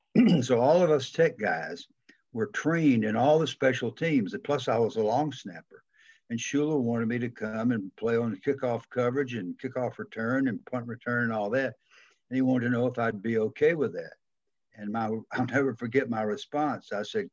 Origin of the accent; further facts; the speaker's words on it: the South, United States; accent: Southern; I just figured they're going to hear my Southern accent, injure me, and send me home.